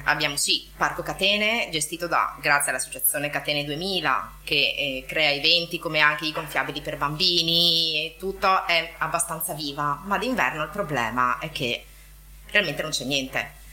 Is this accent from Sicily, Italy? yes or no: no; Venice, Veneto, Italy; now in Marghera, Italy; non ho la patente in quanto veneziana